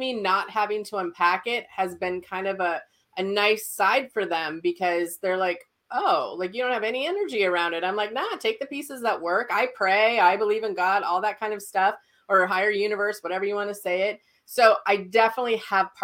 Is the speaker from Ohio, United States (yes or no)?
no; Fargo, North Dakota, United States; I'm from Fargo, North Dakota. I'm still here. And I keep telling my husband we're moving because it's still snowing here. But I grew up here.